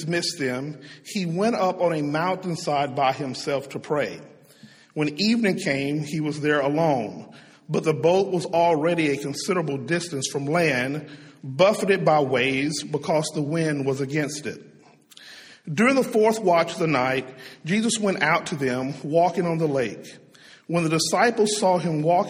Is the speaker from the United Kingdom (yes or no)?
no; Tyler, Texas, United States; moved away; also born or lived in Shreveport, Louisiana; my hometown of Tyler, Texas